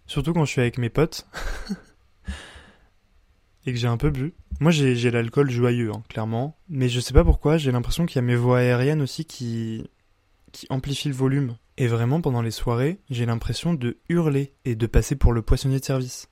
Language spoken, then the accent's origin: French; Bar-le-Duc, Grand Est, France; dans une petite ville de 15 000 habitants comme euh, chez moi à Bar-le-Duc